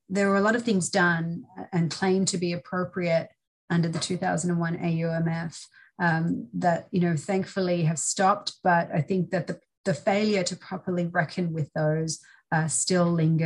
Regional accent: Australia; moved away as an adult; now in United States; I'm originally from Australia. I studied law there.

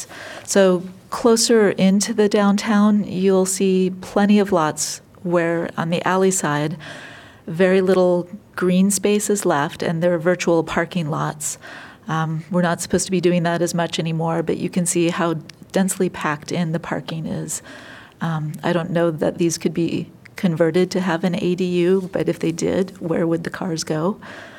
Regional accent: California, United States; moved away as an adult; now in Iowa City, United States; I'm from California

